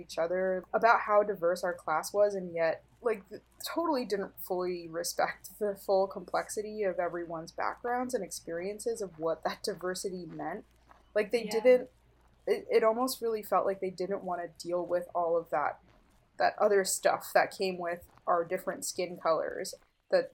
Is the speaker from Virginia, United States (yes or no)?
no; New Jersey, United States; I was born and raised in New Jersey.